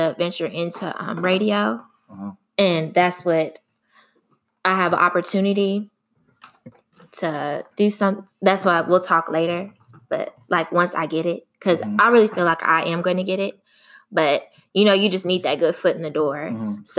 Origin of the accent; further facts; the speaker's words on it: Houston, Texas, United States; accent: Southern, country; I'm from Houston, Texas, and people always would be like, I sound Southern, I sound country.